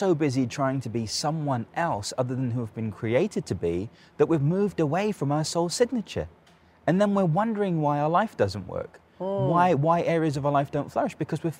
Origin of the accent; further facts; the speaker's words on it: London, United Kingdom; From London.